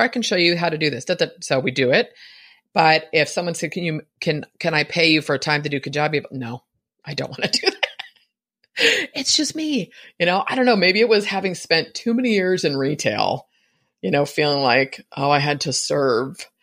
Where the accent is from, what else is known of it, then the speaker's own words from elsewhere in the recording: San Francisco, California, United States; I was born in San Francisco